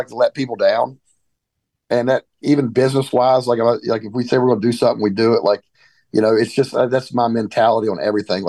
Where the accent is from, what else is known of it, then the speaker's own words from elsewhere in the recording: West Virginia, United States; growing up in West Virginia, I kind of grew up without a dad for the most part.